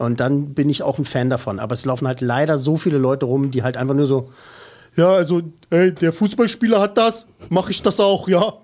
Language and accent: German; Berlin, Germany; ich bin im Lieb Süden, im Süden bzw. Westen und so geboren und mhm. aufgewachsen